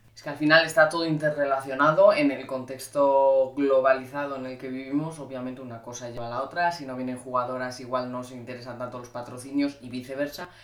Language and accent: Spanish; Cantabria, Spain; now in Madrid, Spain; los veranos los paso en Cantabria, que es de donde soy yo